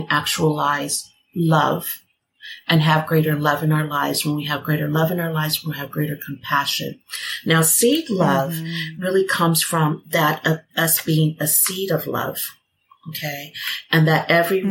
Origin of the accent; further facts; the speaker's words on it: United States; I'm American